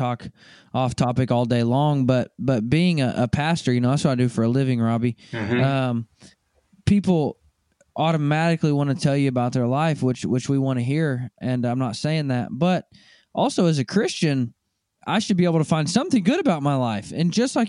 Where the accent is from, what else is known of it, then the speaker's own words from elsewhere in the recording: Arkansas, United States; I'm from Arkansas